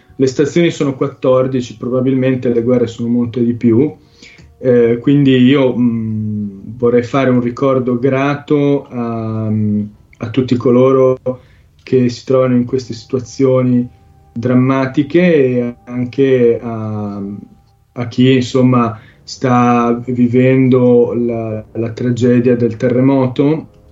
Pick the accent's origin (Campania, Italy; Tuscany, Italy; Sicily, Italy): Sicily, Italy; sono siciliano fondamentalmente